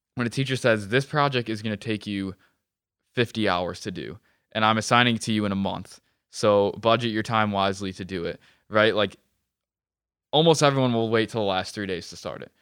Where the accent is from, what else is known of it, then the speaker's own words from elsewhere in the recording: Webster, United States; I grew up in Webster